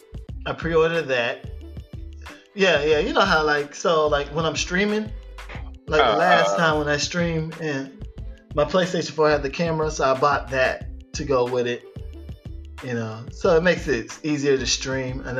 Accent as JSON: {"language": "English", "region": "Florida", "country": "United States", "tie": "born or raised there", "also_born_or_lived": "Virgin Islands", "said": "I'm from the Virgin Islands, but I grew up in Florida"}